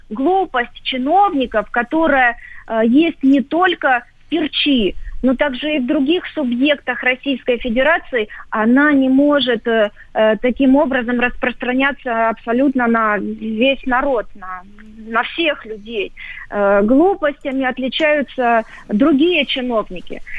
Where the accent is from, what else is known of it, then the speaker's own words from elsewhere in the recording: Ukraine; я коренная украинка, но я русская украинка